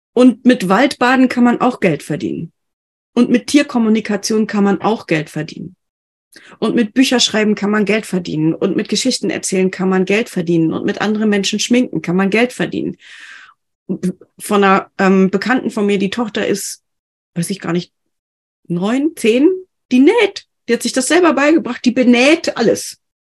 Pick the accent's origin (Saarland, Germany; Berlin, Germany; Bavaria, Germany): Bavaria, Germany; ich komme ja aus Bayern